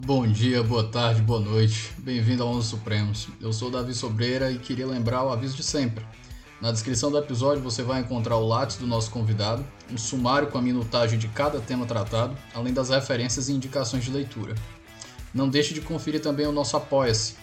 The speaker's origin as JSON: {"language": "Portuguese", "town": "Fortaleza", "region": "Ceará", "country": "Brazil", "tie": "born or raised there", "said": "aqui na minha, na minha, na minha terra, estou em conexão local aqui em Fortaleza"}